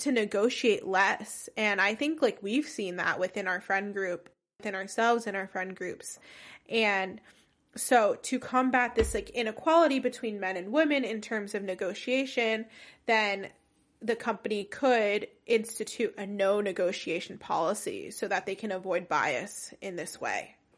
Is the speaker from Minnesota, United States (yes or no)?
no; New Jersey, United States; first language English; I was born and raised in New Jersey